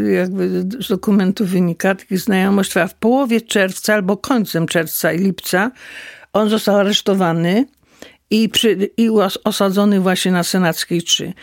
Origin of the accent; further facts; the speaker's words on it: Jaworzno, Silesian Voivodeship, Poland; praca u nas w Jaworznie była tylko w kopalniach